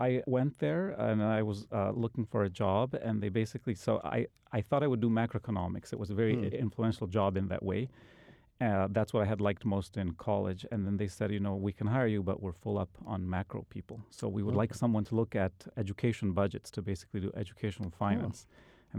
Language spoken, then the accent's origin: English; Bolivia; You know, I'm originally from South America, from Bolivia.